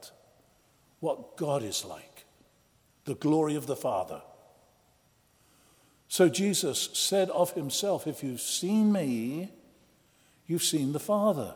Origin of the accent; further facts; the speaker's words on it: Oxford, South East England, United Kingdom; as a lad of about 14, growing up in Oxford, England